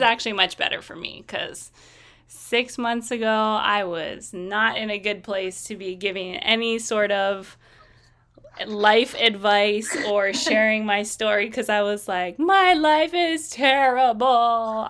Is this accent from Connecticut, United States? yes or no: no; Kaneohe, Hawaii, United States; I grew up in Kaneohe on the island of Oahu